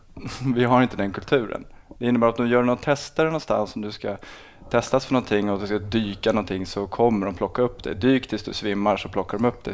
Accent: Botkyrka, Stockholm County, Sweden; also born or lived in Salem; Jag är uppvuxen i, i Botkyrka i Alby eh, fram till jag var 12 och sen en annan förort då, som heter Salem

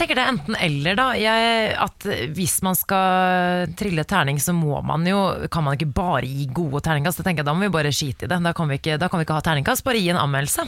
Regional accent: Oslo, Norway; Jeg er uh, fra Oslo

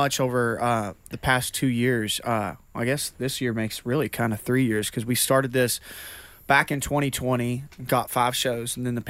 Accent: West Virginia, United States; I'm from Daneys, West Virginia.

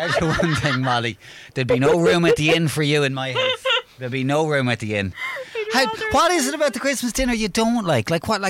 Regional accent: Ireland; as an Irish man, a proud Irish man, loves all things Irish

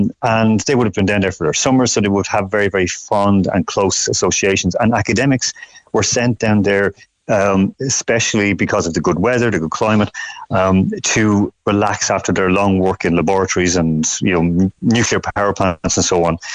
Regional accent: Dublin, Leinster, Ireland; moved away as an adult; also born or lived in Dundalk / Croatia / Malta; now in Moscow, Russia; I'm originally from Dublin, but I'd hurled and lived and worked up in Dundalk as well.

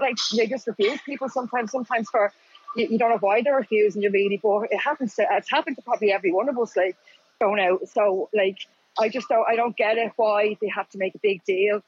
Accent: County Wicklow, Ireland; I grew up in Wicklow

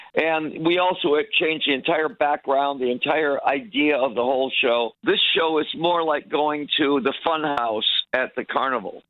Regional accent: Detroit, Michigan, United States; born or raised there

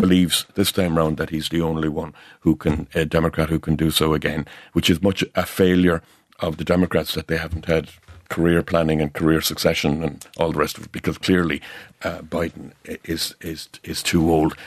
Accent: North Cork, Munster, Ireland; I'm from North Cork

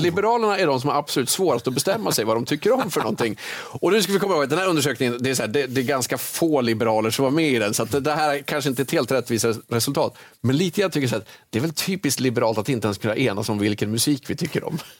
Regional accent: Jämtland, Sweden; jag är uppväxt i Jämtland

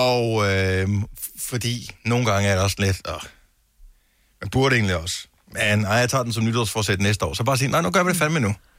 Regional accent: Denmark; vi er trods alt danskere

